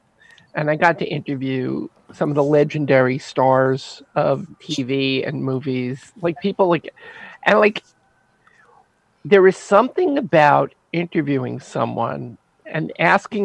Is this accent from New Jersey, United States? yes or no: yes; Teaneck, New Jersey, United States; I grew up in Teaneck, New Jersey during the 70s